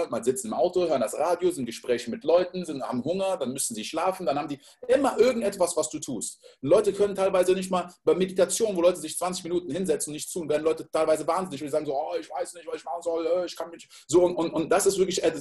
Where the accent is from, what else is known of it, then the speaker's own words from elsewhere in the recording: Côte d’Ivoire; ich bin in der Elfenbeinküste groß geworden